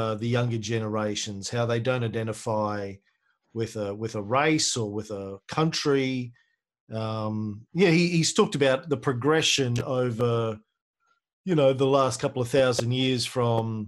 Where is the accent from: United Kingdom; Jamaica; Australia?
Australia; also born or lived in Melbourne; that wasn't my experience growing up in Australia. None of that. Until I moved to Melbourne when I was 18